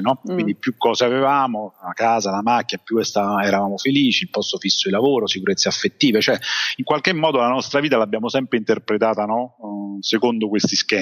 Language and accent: Italian; Rome, Lazio, Italy; moved away as an adult; sono nato e cresciuto quindi di base a, a Roma